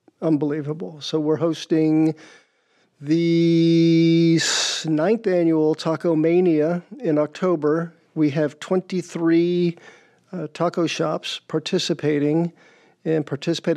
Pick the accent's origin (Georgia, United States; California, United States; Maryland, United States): Georgia, United States; now in Rhode Island, United States; I'm from Georgia